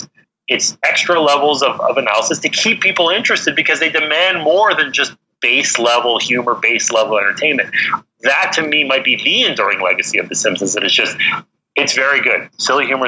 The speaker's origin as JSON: {"language": "English", "country": "Canada", "said": "I'm Canadian"}